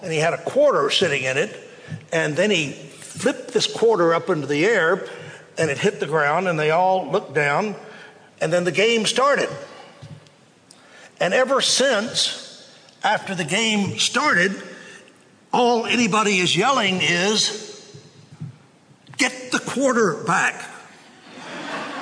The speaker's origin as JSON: {"language": "English", "town": "Waco", "region": "Texas", "country": "United States", "tie": "born or raised there", "said": "I grew up in Waco"}